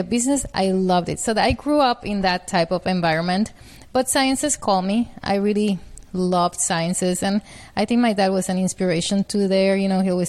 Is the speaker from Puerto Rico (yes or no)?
yes; Puerto Rico; I'm from Puerto Rico. That's where I grew up with a family of four children